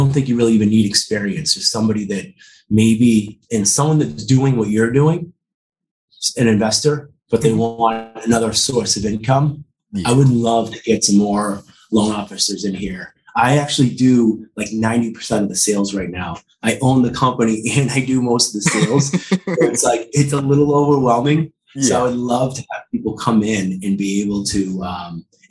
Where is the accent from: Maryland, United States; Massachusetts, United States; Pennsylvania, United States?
Massachusetts, United States; Quincy; also born or lived in South Boston, Massachusetts; I grew up in Quincy. Mm-hmm. and I lived in South Boston most of my adult life